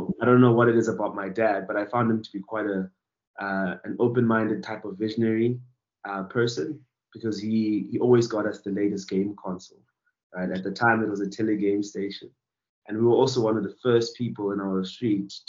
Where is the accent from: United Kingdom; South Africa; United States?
South Africa; Thulamahashe, Mpumalanga; I was born in a little village called Tulamahashe in Bushbuckridge, and that's in the province of Mpumalanga